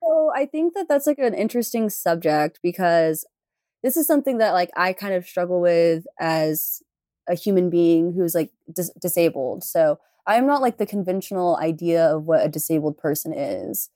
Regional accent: Houston, Texas, United States; I'm from Houston

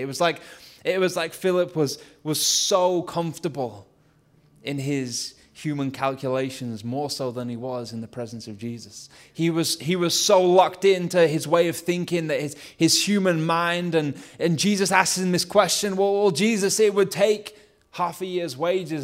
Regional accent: Lancashire, North West England, United Kingdom; accent: Lancashire; my Lancashire accent

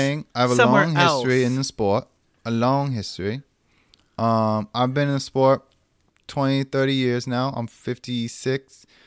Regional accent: the South, United States; accent: Southern; So, yes, Southern is where I grew up. I grew up in the South. I have that accent.

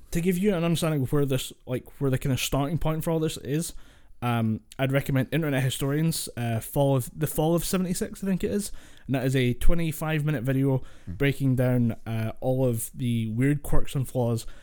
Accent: Scotland, United Kingdom; Scots do that. We do have to water down our accent. I water the I water mine down way further

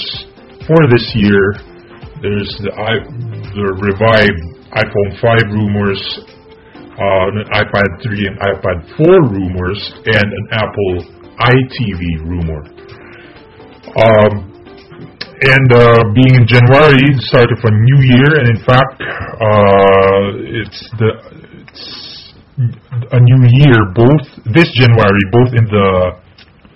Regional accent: Philippines; English is a second language; now in Japan; I'm Filipino, by the way, so English is not my first language

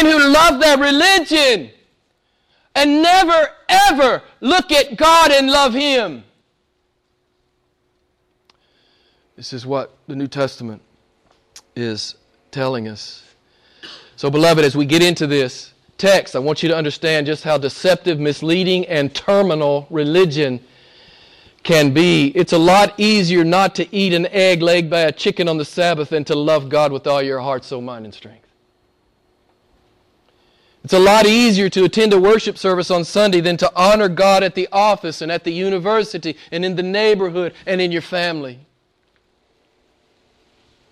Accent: United States; I'm an American

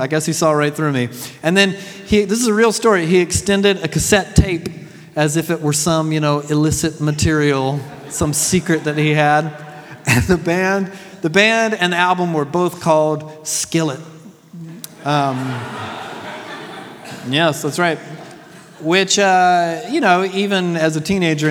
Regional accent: Deep South, United States; I was raised in the Deep South during the 80s and 90s

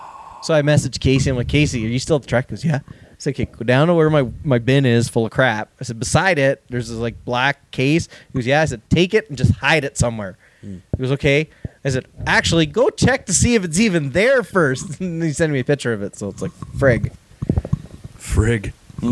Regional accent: Canada; I'm Canadian.

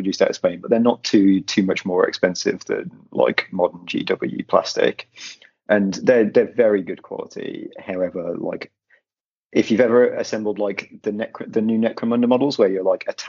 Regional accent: Midlands, United Kingdom; now in London, United Kingdom; I'm from the Midlands. I'm now in London in exile

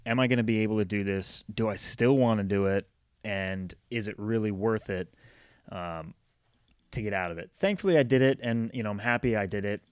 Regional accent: Rhode Island, United States; now in North Carolina, United States; I grew up in Rhode Island, but I've spent more time in my life in North Carolina than I have in Rhode Island

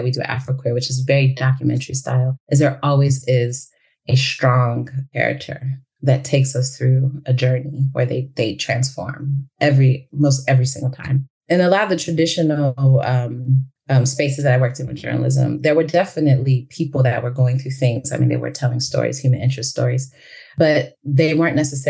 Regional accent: United States; also born or lived in Chicago / New York City; I am Senegalese American

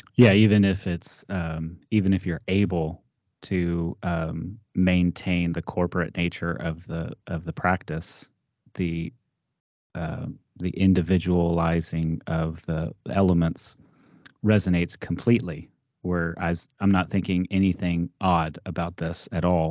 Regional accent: Texas, United States; moved away as an adult; now in Ohio, United States; I grew up in Texas

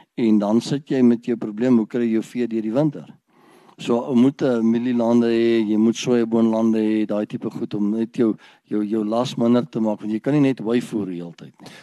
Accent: Ermelo, Mpumalanga, South Africa; ek het groot geword in Ermelo. Ek is gebore in Ermelo

